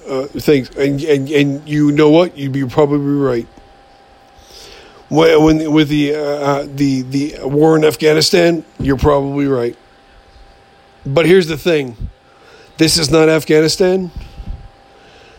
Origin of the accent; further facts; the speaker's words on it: United States; as the American people